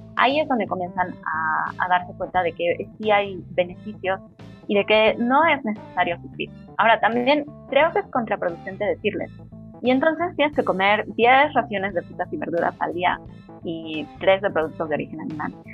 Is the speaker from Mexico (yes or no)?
yes; Mexico; nosotros que somos mexicanos